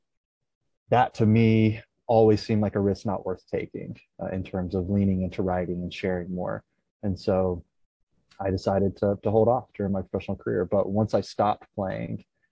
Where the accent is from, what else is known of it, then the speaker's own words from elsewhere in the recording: East Tennessee, United States; I grew up in East Tennessee